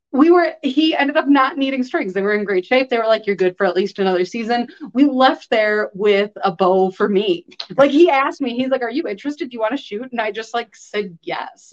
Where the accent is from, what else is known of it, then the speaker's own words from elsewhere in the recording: Chicago, Illinois, United States; now in Wisconsin, United States; I grew up in Chicago.